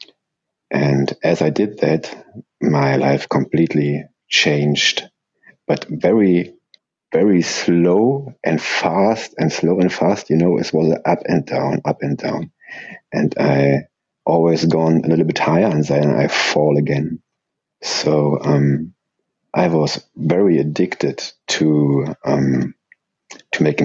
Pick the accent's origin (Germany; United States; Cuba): Germany; English is a second language; I'm from Germany, so please don't mind my English